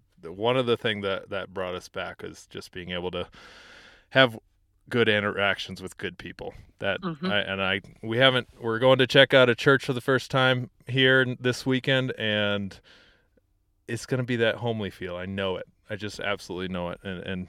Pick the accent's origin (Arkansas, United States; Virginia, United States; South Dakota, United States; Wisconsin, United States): South Dakota, United States; I personally have moved back to South Dakota, my home state